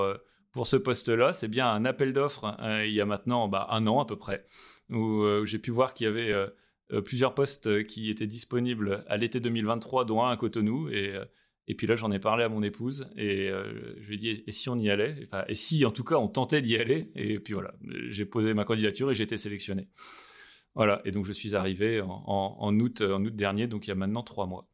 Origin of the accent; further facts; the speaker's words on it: Brest, Brittany, France; moved away as an adult; now in Benin; j'ai grandi euh, en Bretagne, à Brest.